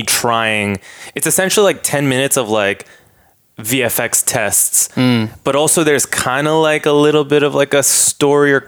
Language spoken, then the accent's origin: English; Boston, Massachusetts, United States; moved away as an adult; also born or lived in Dedham, Massachusetts / New York; now in Los Angeles, United States; I was born and raised, I grew up in Boston, Massachusetts, and then in a town called Dedham